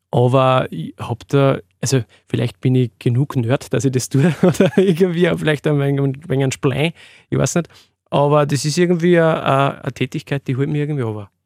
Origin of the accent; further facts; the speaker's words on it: Freistadt, Upper Austria, Austria; Ich komme aus dem Mühlviertel, Freistädter Gegend, Windhack bei Freistadt